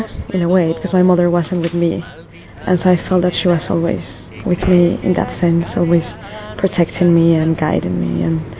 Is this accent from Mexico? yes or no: yes; Mexico; moved away as an adult; I'm from Mexico.